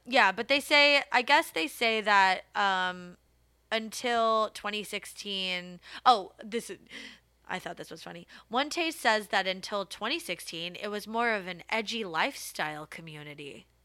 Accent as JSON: {"language": "English", "country": "United States", "said": "being American"}